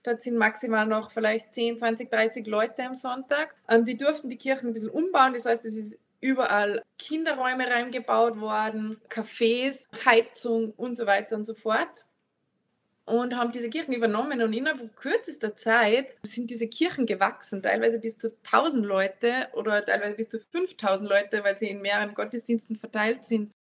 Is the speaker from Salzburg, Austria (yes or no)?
yes; Annaberg im Lammertal, Salzburg, Austria; now in Altenmarkt, Austria; Also ich komme ursprünglich aus den Bergen Salzburgs, aus Annaberg im Lammertal, bin jetzt verheiratet in Altenmarkt